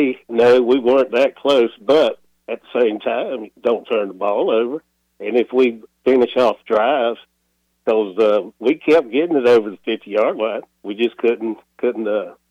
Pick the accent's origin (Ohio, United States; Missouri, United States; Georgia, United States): Georgia, United States; now in Wilmington, United States; I'm in Wilmington now, but I'm from Georgia.